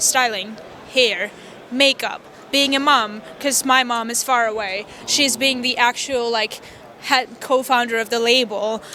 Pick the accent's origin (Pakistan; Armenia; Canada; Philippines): Armenia; Vanadzor, Lori; English is a second language; also born or lived in Wisconsin, United States; I'm from Vanadzor. It's a small town.